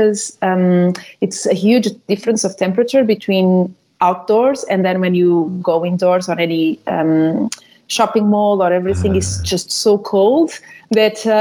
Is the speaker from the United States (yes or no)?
no; Lisbon, Portugal; moved away as an adult; now in Dubai, United Arab Emirates; originally I'm from Lisbon, born and raised